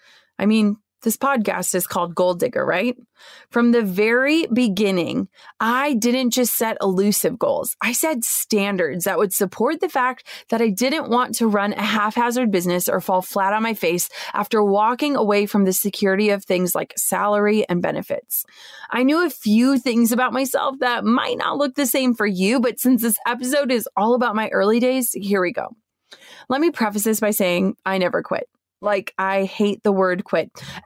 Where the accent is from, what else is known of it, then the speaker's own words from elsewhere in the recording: Minnesota, United States; I was over 6 hours away from my hometown in Minnesota.